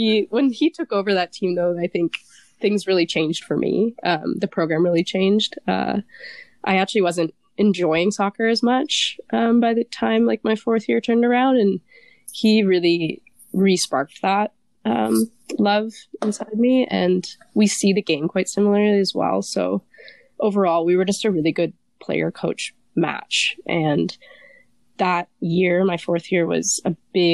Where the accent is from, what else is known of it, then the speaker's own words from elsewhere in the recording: Calgary, Alberta, Canada; moved away as an adult; also born or lived in Nova Scotia; I grew up in Calgary, so it'd be like -25, snow on the ground.